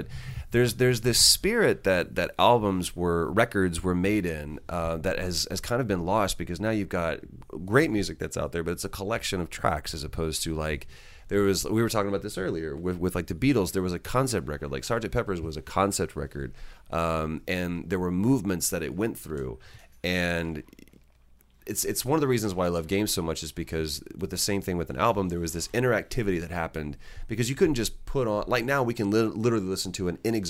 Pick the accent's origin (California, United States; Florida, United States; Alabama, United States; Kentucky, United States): Florida, United States; Jacksonville; And I'm from Jacksonville, Florida. So apparently I talk like this.